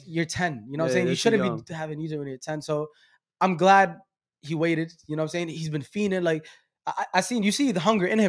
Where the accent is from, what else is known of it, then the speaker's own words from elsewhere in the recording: New York City, New York, United States; I'm from Brooklyn.